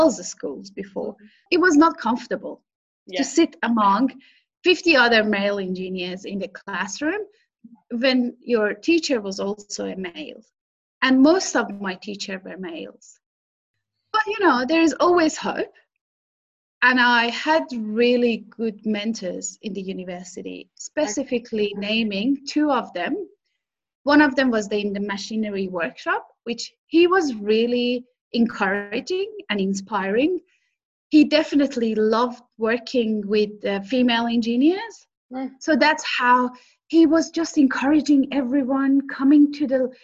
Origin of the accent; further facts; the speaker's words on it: Iran; moved away as an adult; now in Australia; I come from Iran. Yes, I started studying there in the university before I moved or migrated to Australia.